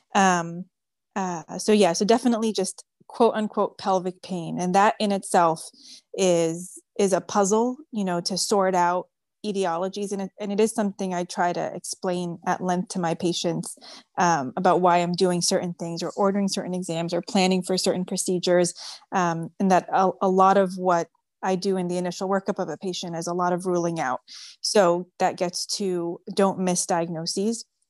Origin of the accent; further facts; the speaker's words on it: New York City, New York, United States; first language French; English is a second language; moved away as an adult; now in Houston, United States; I was born and raised in New York City